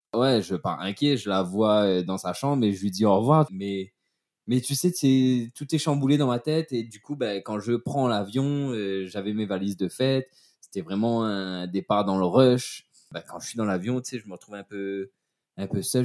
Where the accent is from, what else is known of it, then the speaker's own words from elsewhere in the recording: Saint-Leu, Réunion; moved away as an adult; also born or lived in Saint-Pierre, Réunion / Saint-Philippe, Réunion; je suis né à Saint-Pierre et j'ai vécu à mi-temps entre la Chaloupe Saint-Leu et Saint-Philippe, mais plus à la Chaloupe Saint-Leu